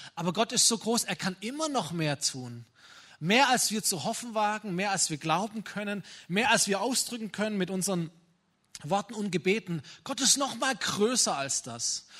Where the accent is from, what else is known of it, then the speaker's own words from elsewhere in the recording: Germany; wir sind als Deutsche